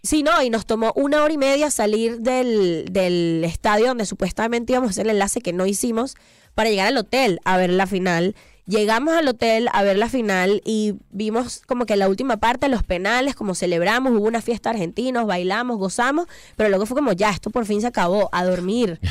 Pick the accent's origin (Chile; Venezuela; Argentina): Venezuela; moved away as an adult; now in Mexico; yo voy a mi patria y así veo a mis papás